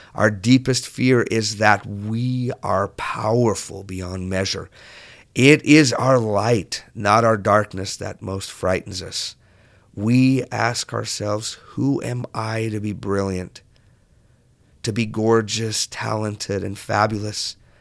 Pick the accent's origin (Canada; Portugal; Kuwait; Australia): Portugal; southern Portugal; moved away; when I grew up in Portugal, I grew up on the south part of Portugal